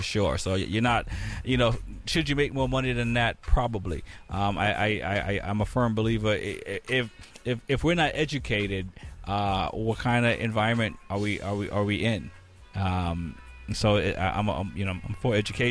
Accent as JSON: {"language": "English", "town": "Boston", "region": "Massachusetts", "country": "United States", "tie": "born or raised there", "said": "I grew up in Boston Public, and I went to Boston Public in the 80s"}